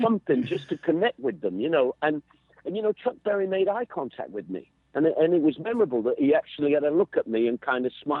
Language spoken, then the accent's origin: English; England, United Kingdom; we're English